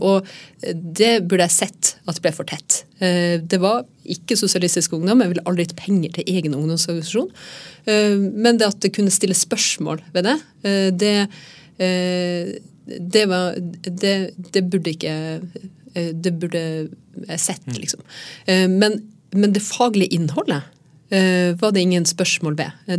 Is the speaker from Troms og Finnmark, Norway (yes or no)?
yes; Troms og Finnmark, Norway; nabokommunen der jeg vokste opp